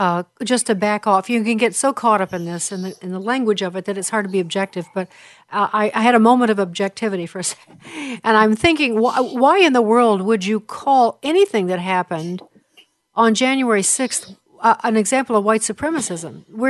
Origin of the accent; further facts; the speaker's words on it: Illinois, United States; Senator Dick Durbin from my home state of Illinois